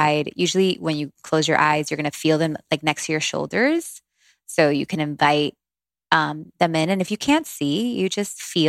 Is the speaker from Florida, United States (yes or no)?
yes; Miami, Florida, United States; also born or lived in Long Branch, New Jersey; I was born in Long Branch, New Jersey